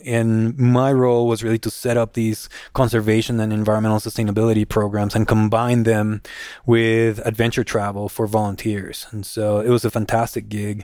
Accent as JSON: {"language": "English", "country": "Guatemala", "tie": "born or raised there", "also_born_or_lived": "Arkansas / North Carolina", "moved": "as an adult", "said": "I was born and raised in Guatemala."}